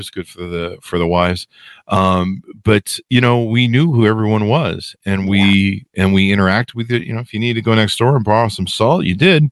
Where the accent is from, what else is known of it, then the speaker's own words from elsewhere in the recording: United States; I'm American.